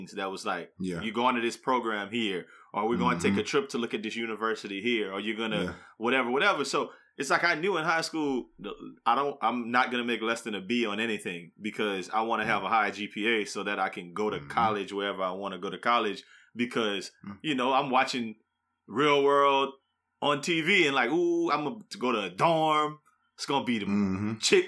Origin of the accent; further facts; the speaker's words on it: New Iberia, Louisiana, United States; moved away; New Iberia, you know, growing up there